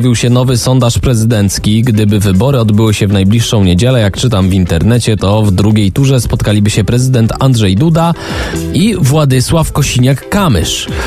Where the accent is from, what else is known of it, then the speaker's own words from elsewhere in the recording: Tomaszów Mazowiecki, Łódź Voivodeship, Poland; ja jestem z Tomaszowa mhm. Mazowieckiego